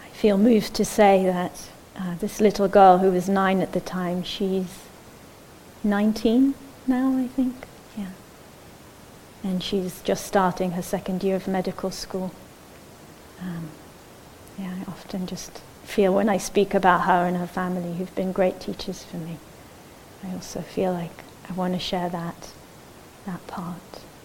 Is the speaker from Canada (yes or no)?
no; Israel; moved away; I grew up in Israel